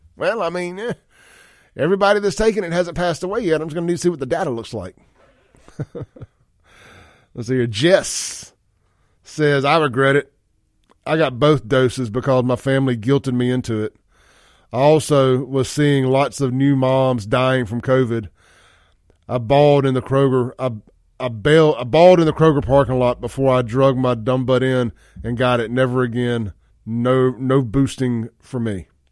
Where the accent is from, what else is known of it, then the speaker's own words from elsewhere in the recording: Mississippi, United States; I'm from Mississippi